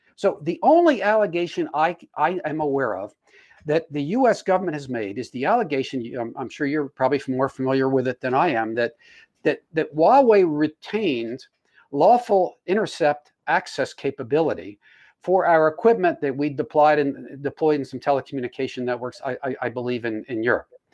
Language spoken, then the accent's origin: English; United States; as an American